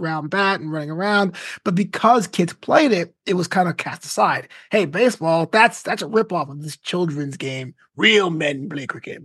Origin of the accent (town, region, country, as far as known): New York, United States; born or raised there; moved away as an adult; also born or lived in Florida / Orange County; now in Los Angeles, United States